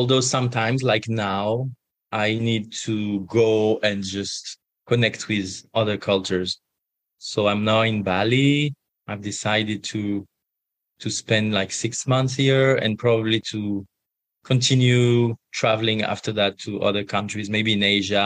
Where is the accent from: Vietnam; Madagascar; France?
France; I was born and raised in France